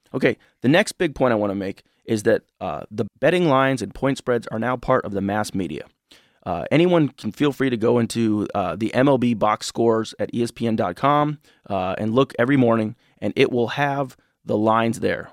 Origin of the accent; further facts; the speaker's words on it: Illinois, United States; now in Michigan, United States; I'm from Illinois originally